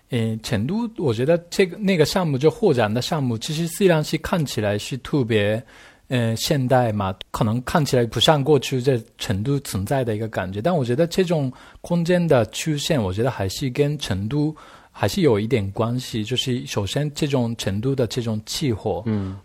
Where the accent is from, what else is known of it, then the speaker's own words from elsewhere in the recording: Japan; Chinese is a second language; moved away as an adult; now in Beijing, China; 因为我是日本人嘛